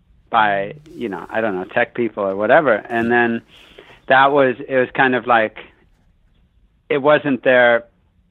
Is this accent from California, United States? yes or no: yes; Bay Area, California, United States; also born or lived in San Francisco / San Jose / Santa Cruz / Sacramento; So I grew up out on the West Coast. I grew up in the Bay Area.